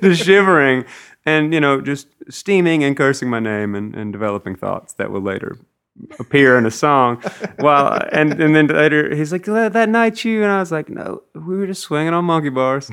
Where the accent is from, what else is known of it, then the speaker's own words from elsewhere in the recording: Mississippi, United States; growing up in Mississippi